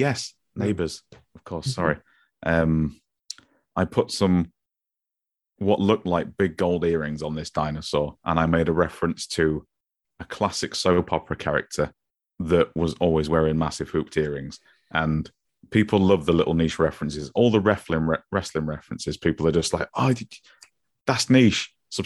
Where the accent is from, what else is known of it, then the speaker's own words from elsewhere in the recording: Grimsby, Yorkshire and the Humber, United Kingdom; accent: Grimsby; It's that my Grimsby accent is a sponge accent.